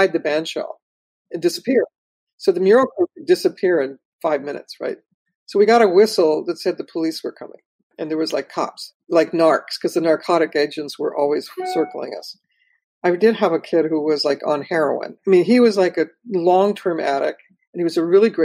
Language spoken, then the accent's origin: English; Los Angeles, California, United States; also born or lived in Watts, Los Angeles; I was born in Watts and I grew up in Pacoima